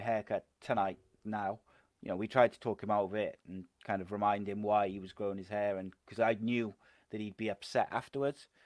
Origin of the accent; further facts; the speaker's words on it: Cardiff, Wales, United Kingdom; I'm a Cardiff boy